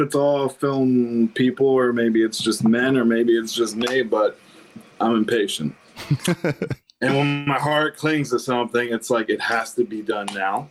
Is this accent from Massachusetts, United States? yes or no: no; Pikesville, Maryland, United States; moved away as an adult; also born or lived in Ellicott City; now in Nashville, United States; we grew up in Pikesville.